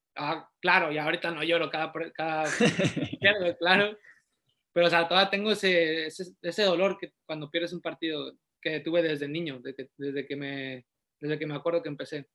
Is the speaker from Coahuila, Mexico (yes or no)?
no; Matehuala, San Luis Potosí, Mexico; also born or lived in Querétaro; now in Tijuana, Mexico; nací en Matehuala, San Luis Potosí, soy originario de, de la ciudad, de Las Camelias